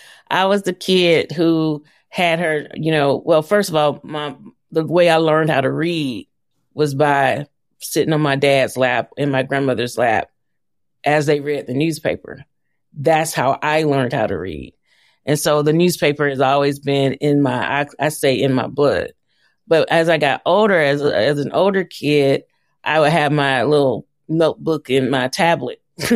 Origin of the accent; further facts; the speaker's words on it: Atlanta, Georgia, United States; Atlanta, Southwest Atlanta. Okay. We call it the SWAT.